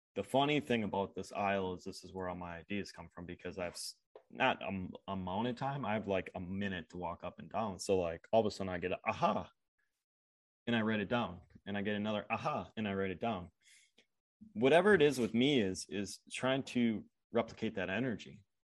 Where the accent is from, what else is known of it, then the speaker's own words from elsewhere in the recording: Upper Midwest, United States; I grew up in Upper Midwest.